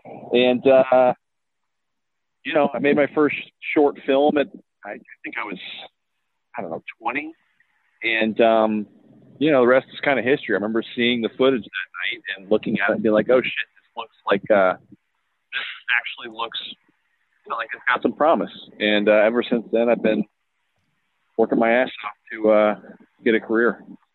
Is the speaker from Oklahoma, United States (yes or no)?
yes; Tulsa, Oklahoma, United States; I mean, I'm from Tulsa, Oklahoma, and, you know, our greatest kind of pop culture, achievement contribution is The Outsiders, or Rumblefish.